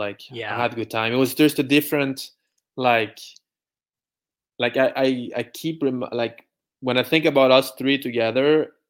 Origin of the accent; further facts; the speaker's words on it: France; English is a second language; And I don't care. Like, I'm from France.